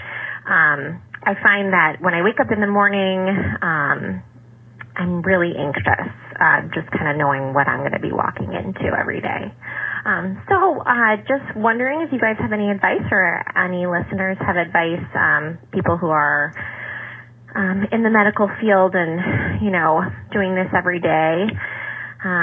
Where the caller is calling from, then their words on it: Chicago, Illinois, United States; I'm calling from Chicago.